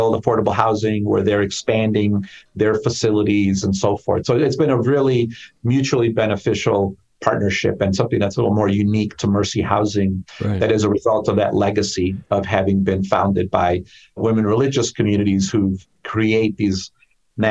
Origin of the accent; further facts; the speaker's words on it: Chicago, Illinois, United States; I grew up in Chicago in the Pilsen Little Village neighborhood